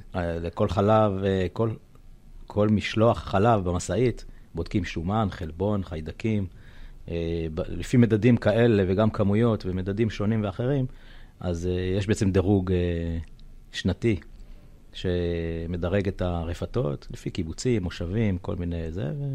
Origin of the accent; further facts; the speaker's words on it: Kvutzat Yavne, Southern District, Israel; moved away as an adult; now in Alumim, Israel; אני יליד קבוצת יבנה, קיבוץ אה, דתי